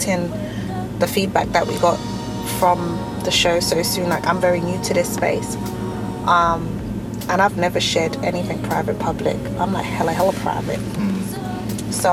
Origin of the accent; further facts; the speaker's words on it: London, United Kingdom; we grew up together in South London on a council estate